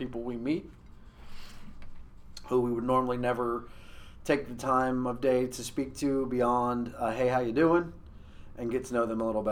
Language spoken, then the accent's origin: English; Cincinnati, Ohio, United States; also born or lived in Beaumont, Texas / Newtonsville, Ohio; I grew up on the east side of Cincinnati, but I wasn't born in Ohio. I was born in Texas, and I lived there for almost